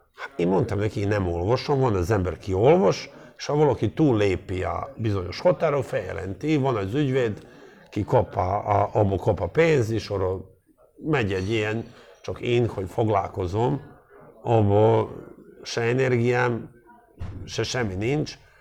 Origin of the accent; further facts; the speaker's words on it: Montenegro; also born or lived in Dubrovnik, Croatia; now in Hungary; én Montenegro-i gyerek vagyok, azért ez tudjuk már meg, hogy azért ez nem egy csúnya ország, Dubra nyugodt születtem